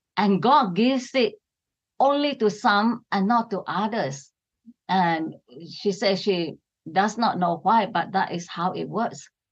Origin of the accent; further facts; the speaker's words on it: Sarawak, Malaysia; I come from East Malaysia. It is Sarawak, right on the island of Borneo.